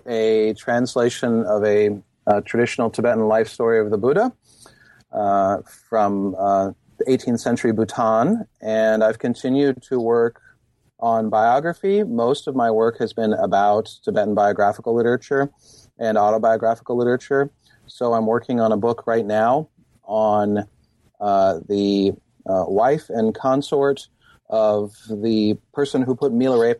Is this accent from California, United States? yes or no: yes; California, United States; I grew up in Marin County, California, and Eastern religions were a part of my life there.